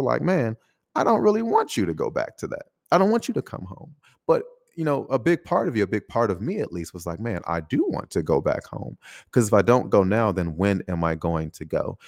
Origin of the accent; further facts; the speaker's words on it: United States; moved away as an adult; now in Taiwan; specifically my home country, uh, America